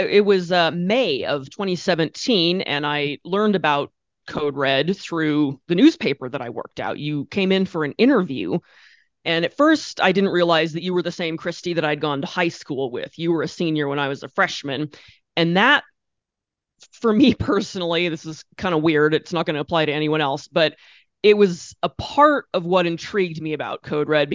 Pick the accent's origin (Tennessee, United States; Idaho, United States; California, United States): Idaho, United States; Orofino; moved away as an adult; I was living in my hometown, which is awesome, and I was working at a small town newspaper